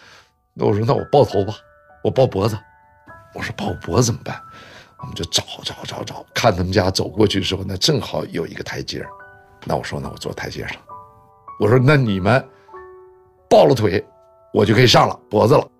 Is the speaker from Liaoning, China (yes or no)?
no; Deyang, Sichuan, China; also born or lived in Luoyang / Hubei / Shanghai; 我生在洛阳。完了，长在四川、湖北。其实我出生地洛阳，我没怎么生活过。很小，我妈妈把我们就送回上海了。完了，又把我们从上海接到四川。我们到了四川以后呢，在德阳的第二重型机械厂